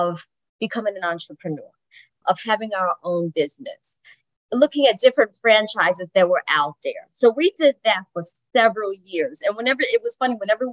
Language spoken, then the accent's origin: English; New York City, New York, United States; also born or lived in Syracuse; I was actually born and raised in the Bronx